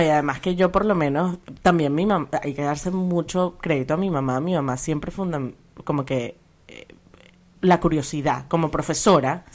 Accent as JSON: {"language": "Spanish", "country": "Venezuela", "tie": "born or raised there", "said": "crecimos en Venezuela"}